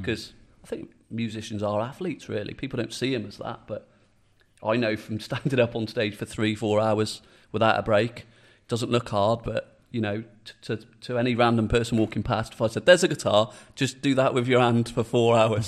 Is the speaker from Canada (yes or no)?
no; Shrewsbury, West Midlands, United Kingdom; I'm a Shrewsbury-based lad. I grew up in Halscott